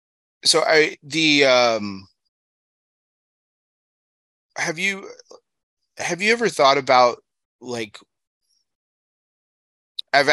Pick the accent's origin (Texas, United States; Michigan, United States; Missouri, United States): Texas, United States; El Paso; moved away; I grew up in El Paso, Texas, moved out here